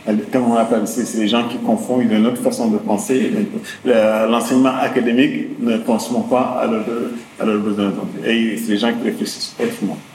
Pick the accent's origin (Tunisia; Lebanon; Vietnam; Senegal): Senegal; Dakar; J'ai grandi ici à la Médina, à Soumédium.